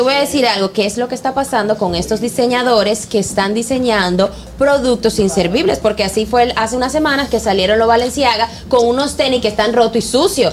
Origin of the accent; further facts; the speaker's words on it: Dominican Republic; nosotros los dominicanos